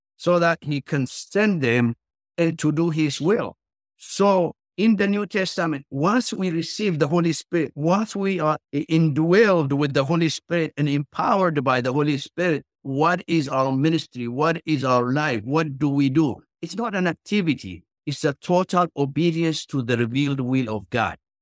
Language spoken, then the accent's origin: English; Ethiopia; English is a second language; moved away; as you can tell from my accent. I was born and grew up in the countryside in Ethiopia